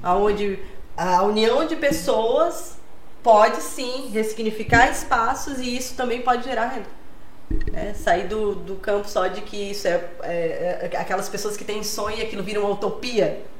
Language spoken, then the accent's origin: Portuguese; Acre, Brazil; Eu nasci lá no Acre, mas tenho família catarinense